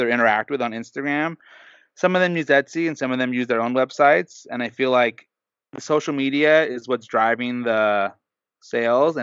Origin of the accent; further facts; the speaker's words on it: Southern California, United States; I'm from Southern California, but I've been brainwashed as a child.